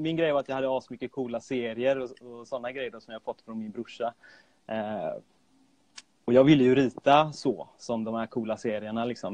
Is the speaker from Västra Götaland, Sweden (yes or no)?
yes; Gothenburg, Västra Götaland, Sweden; jag är född och uppvuxen i Göteborg